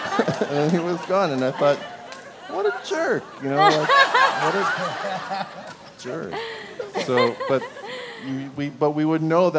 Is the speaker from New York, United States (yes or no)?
yes; New York, United States; also born or lived in Hawaii; I'm that person from Long Island coming to the party and thinking that I'm all local because I was there, you know, 30 years ago and I went to Damien